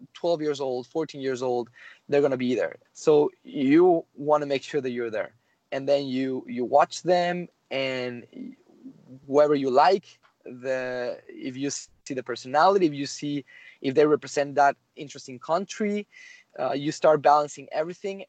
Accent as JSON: {"language": "English", "country": "Mexico", "tie": "born or raised there", "moved": "yes", "said": "I'm from Mexico originally"}